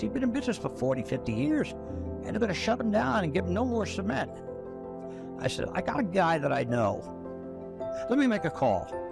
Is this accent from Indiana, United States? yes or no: no; New York, United States; moved away; I grew up in New York